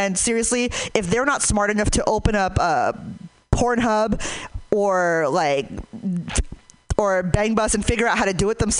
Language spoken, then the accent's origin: English; Hayward, California, United States; I'm from Hayward